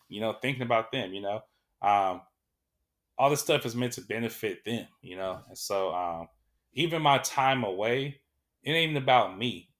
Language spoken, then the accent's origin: English; Sacramento, California, United States; I was born here in Sacramento